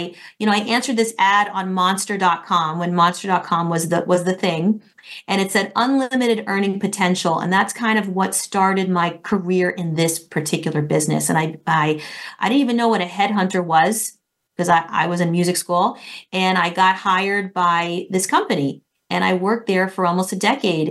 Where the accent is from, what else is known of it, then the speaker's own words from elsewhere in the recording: Florida, United States; moved away as an adult; also born or lived in New York City; I'm from Florida